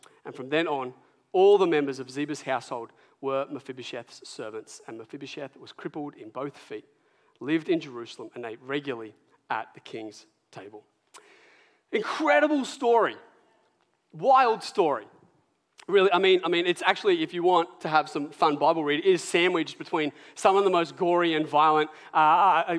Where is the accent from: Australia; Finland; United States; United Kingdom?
Australia; Port Macquarie, New South Wales; I grew up in Port Macquarie.